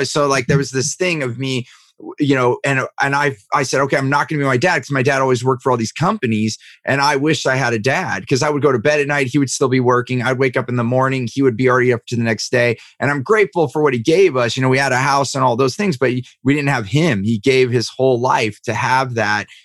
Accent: Silicon Valley, California, United States; I grew up in Silicon Valley

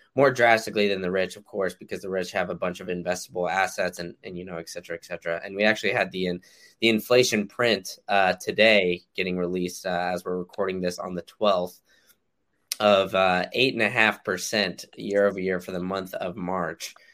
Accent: Austin, Texas, United States; now in Tampa, United States; growing up in Austin

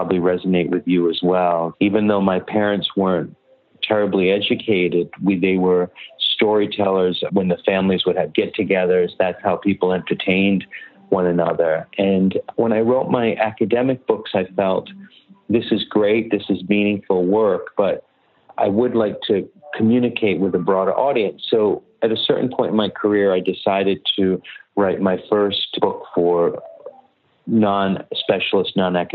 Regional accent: United States; I was the first American child born, the first U.S. born child in my family

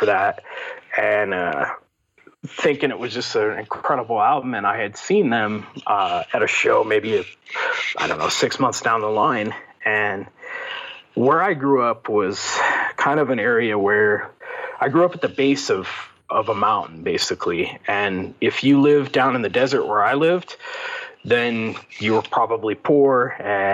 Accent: Victorville, California, United States; also born or lived in Pekin, Illinois; So I grew up in Victorville. And so that's about 20 miles from San Bernardino, Inland Empire

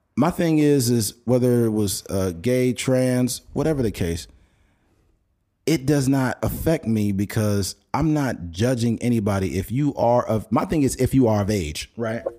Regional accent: Bakersfield, California, United States; we're both from Bakersfield.

